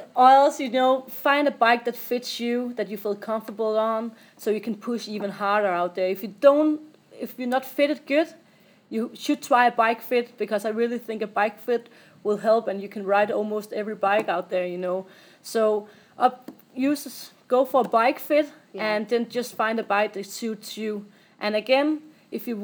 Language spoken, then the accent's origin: English; Odense, Southern Denmark, Denmark; I'm from Odense, where I'm living